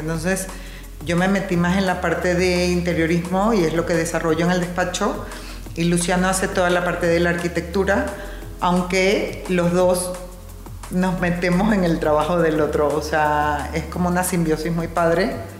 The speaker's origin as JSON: {"language": "Spanish", "country": "Venezuela", "also_born_or_lived": "New York, United States", "moved": "as an adult", "lives_now": "Mexico", "said": "Yo soy venezolana, Estudié mi carrera en Venezuela y me fui a vivir a Nueva York"}